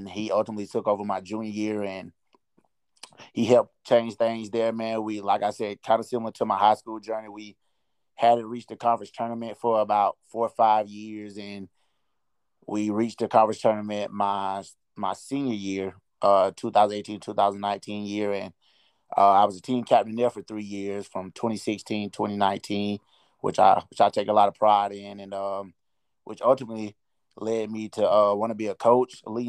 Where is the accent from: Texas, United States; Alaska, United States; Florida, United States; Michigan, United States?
Florida, United States; Madison County; also born or lived in Tallahassee, Florida; I was born in Tallahassee, Florida, but I moved to Madison County, Florida. It's a small town about 30 minutes west of Tallahassee.